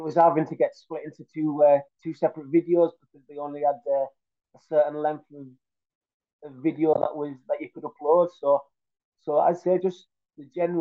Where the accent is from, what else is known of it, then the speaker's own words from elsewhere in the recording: north of England, United Kingdom; the area where I am in the north of England